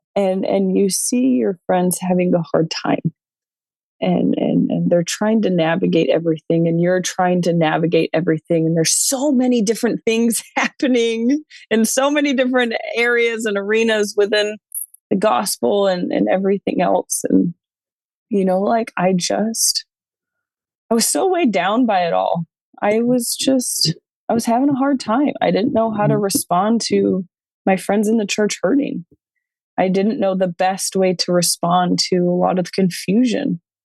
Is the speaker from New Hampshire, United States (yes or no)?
no; New York, United States; moved away; also born or lived in Western United States; I was born and raised in New York